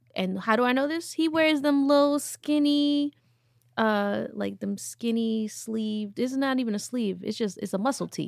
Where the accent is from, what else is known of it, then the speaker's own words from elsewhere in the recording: New York, United States; I'm from New York